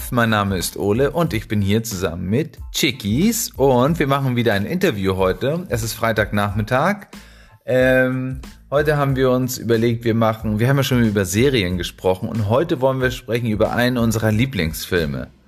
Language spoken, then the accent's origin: German; Mexico; weil wir kommen ja aus {S0} Mexiko